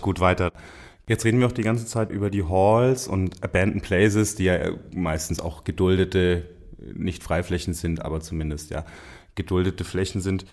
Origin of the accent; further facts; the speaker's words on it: Franconia, Bavaria, Germany; moved away as an adult; now in Cologne, Germany; für mich als Franke